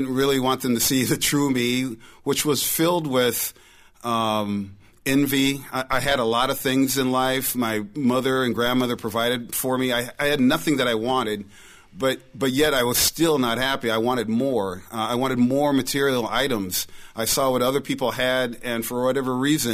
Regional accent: St. Paul, Minnesota, United States; I was born and raised in the Twin Cities in St. Paul. So born and raised St. Paulite

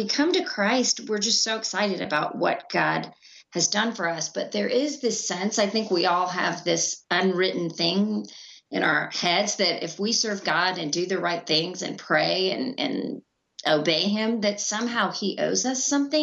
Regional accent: India; I was born in India

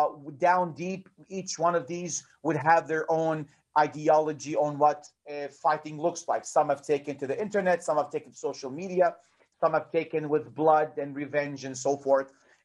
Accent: Bethlehem, West Bank, Palestine; English is a second language; also born or lived in Jerusalem; I was born in Jerusalem, and I grew up in the city of Bethlehem all my life. Sometimes when people hear me speak English, they think I was born in America. I wasn't. I was born here.

